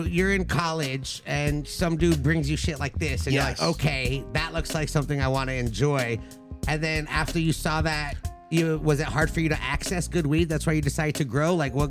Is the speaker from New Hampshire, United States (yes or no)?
no; Los Angeles, California, United States; Like I'm from the Valley. I'm from LA.